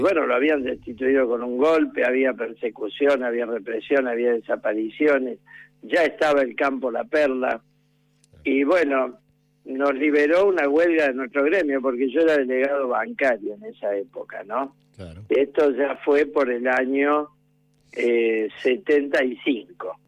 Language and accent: Spanish; Córdoba, Argentina; era de Universitario de Córdoba, un club más pequeño de mi barrio